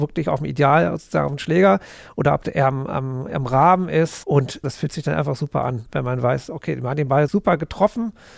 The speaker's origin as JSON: {"language": "German", "region": "Berlin", "country": "Germany", "tie": "born or raised there", "said": "ich bin Berliner, auch wenn ich jetzt gar nicht so groß Berliner, aber genau, bin Berlin-Wimmersdorf geboren"}